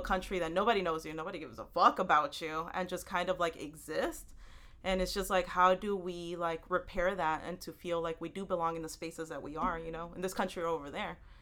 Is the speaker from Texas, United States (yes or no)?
yes; Houston, Texas, United States; now in New York City, United States; I live in New York City. I um, I grew up in Houston, Texas, and my family from El Salvador